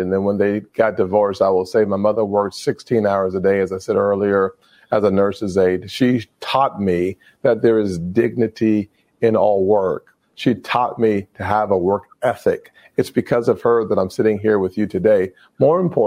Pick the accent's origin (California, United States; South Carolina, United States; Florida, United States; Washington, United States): South Carolina, United States; my home state of South Carolina